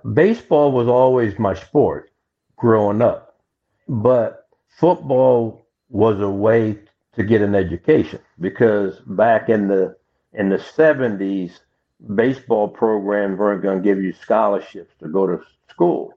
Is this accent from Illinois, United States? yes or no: yes; Macomb, Illinois, United States; moved away; I came from Macomb, Illinois, school of 1,000, a class of 250